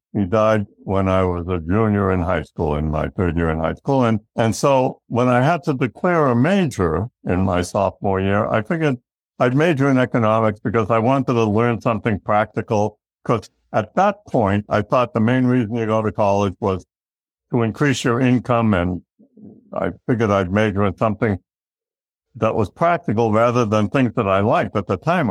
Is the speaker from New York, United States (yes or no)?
no; Massachusetts, United States; we lived in a, a blue collar town just a little bit northeast of Boston, Massachusetts